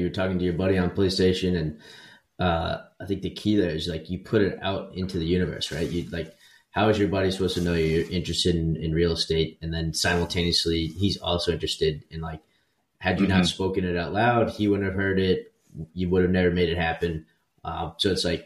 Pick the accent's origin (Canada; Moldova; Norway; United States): United States; Florida; I'm from Florida